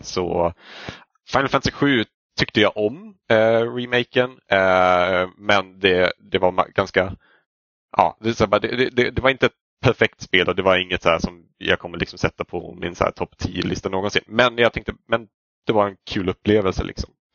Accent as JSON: {"language": "Swedish", "region": "Norrland", "country": "Sweden", "said": "som någon som kommer från liksom en liten by uppe i Norrland"}